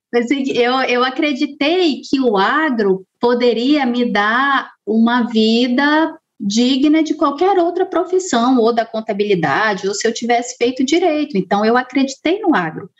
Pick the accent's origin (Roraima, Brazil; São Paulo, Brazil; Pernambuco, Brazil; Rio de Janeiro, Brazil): Roraima, Brazil; Boa Vista; eu sou de Roraima, né? Sou da capital de Boa Vista